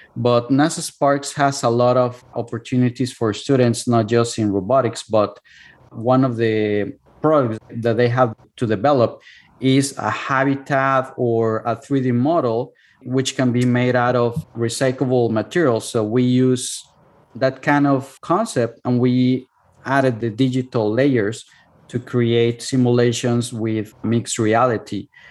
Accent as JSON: {"language": "English", "town": "Cuernavaca", "region": "Morelos", "country": "Mexico", "tie": "born or raised there", "second_language": "English", "moved": "as an adult", "lives_now": "United States", "said": "my hometown which is cuernavaca"}